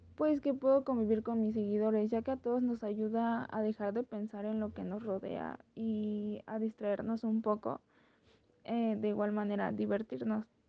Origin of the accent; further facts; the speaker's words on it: Mexico; soy mexicana y tengo 21 años